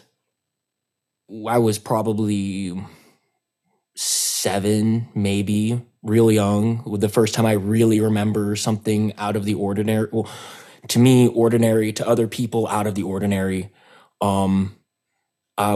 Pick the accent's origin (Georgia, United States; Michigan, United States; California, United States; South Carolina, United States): California, United States; Los Angeles; I'm also from the Los Angeles area